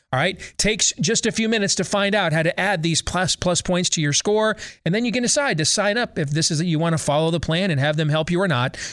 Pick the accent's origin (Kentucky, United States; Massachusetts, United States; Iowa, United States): Iowa, United States; my home state of Iowa